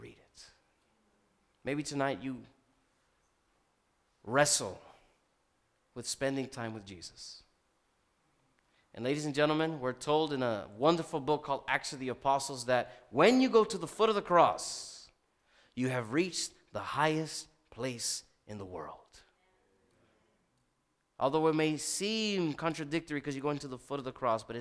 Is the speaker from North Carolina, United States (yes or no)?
no; Miami, Florida, United States; I'm from Miami, Florida